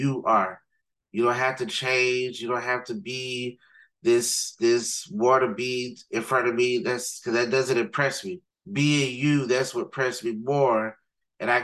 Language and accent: English; Riviera Beach, Florida, United States; growing up in Riviera Beach